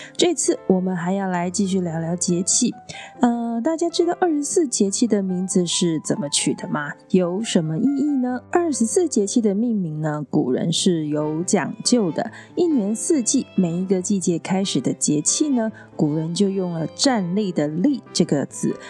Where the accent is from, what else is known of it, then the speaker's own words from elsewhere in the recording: Tainan, Taiwan; 在我的家乡台南